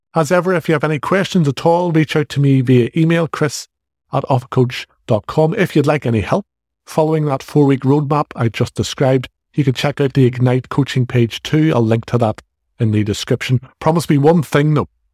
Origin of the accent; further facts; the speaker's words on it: Northern Ireland, United Kingdom; accent: Northern Irish; I'm from the north of Ireland.